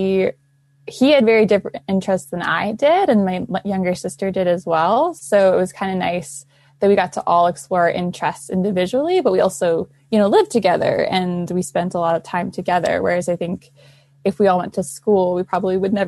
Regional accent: Central Maryland, United States; I'm 20 years old and I grew up in Central Maryland with my mom and my dad

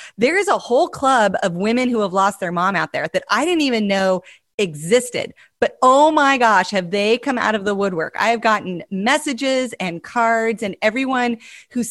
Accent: Montana, United States; I'm from Montana

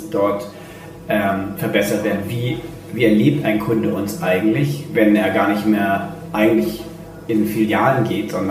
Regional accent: Hamburg, Germany; also born or lived in Rome, Italy; gebürtiger Römer mit österreichischem Pass und lebt schon immer in Deutschland, vor allen Dingen hier in Hamburg.

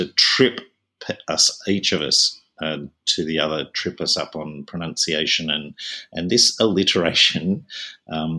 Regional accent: Australia; Being an Australian not living in Victoria

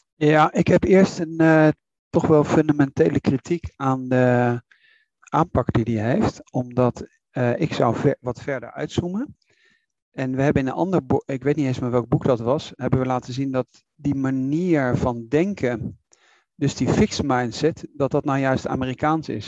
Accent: Netherlands

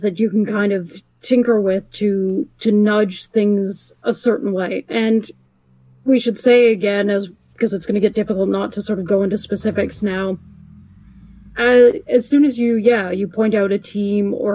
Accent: Canada; I'm Canadian

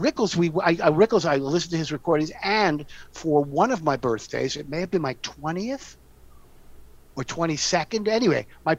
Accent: New York City, New York, United States; I grew up in the West Village when it was truly Italian Irish neighborhood.

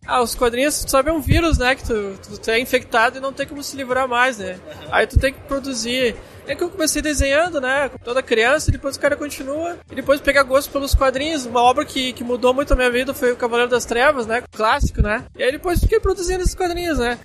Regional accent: Rio Grande do Sul, Brazil; sou gaúcho

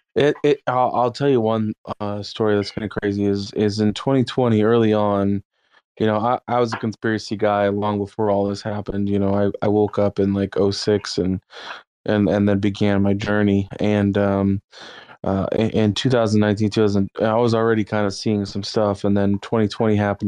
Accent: Austin, Texas, United States; I'm from Austin area

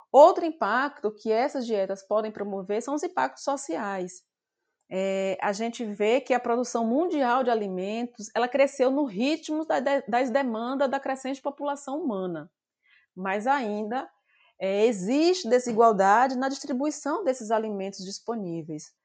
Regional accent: Bahia, Brazil; moved away as an adult; also born or lived in João Pessoa; eu saí da minha terra natal, de que é Bahia, para João Pessoa para cursar a universidade

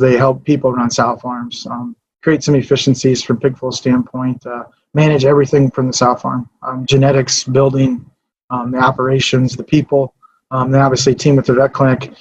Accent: Fairmont, Minnesota, United States; I grew up here in Martin County, Fairmont. Grew up here, went to school here.

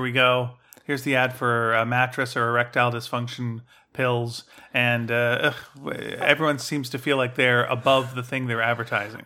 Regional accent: Canada; we have that Canadian shame

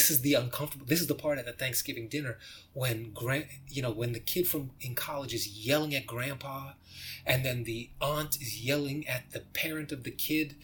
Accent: United States; I'm an American

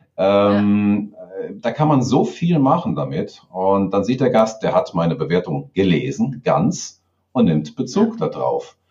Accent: Garmisch-Partenkirchen, Bavaria, Germany; hier bei uns in Garmisch

